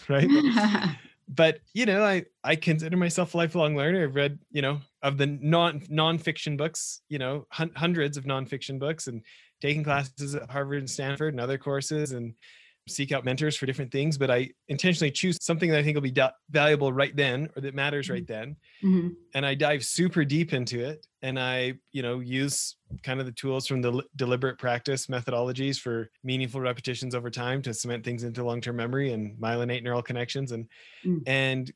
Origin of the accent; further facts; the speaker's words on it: Western Canada, Canada; moved away; I grew up in Western Canada